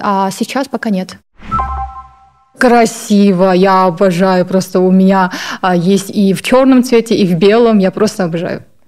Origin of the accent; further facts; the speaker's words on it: Baikonur, Kazakhstan; now in Almaty, Kazakhstan; я из Казахстана, город Байконур, сейчас проживаю в городе Алматы